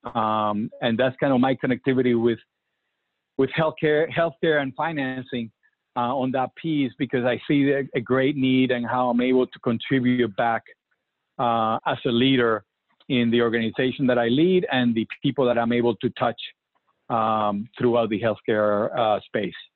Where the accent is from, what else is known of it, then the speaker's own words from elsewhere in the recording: Puerto Rico; I remember growing up in Puerto Rico